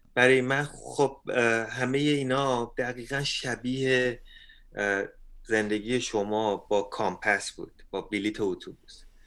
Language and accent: Persian; Iran; now in Canada; ما ایرانی ها